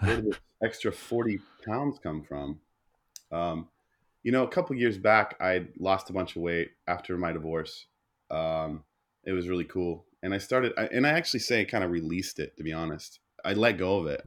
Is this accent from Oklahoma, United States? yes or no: yes; Oklahoma, United States; growing up in the Bible Belt of Oklahoma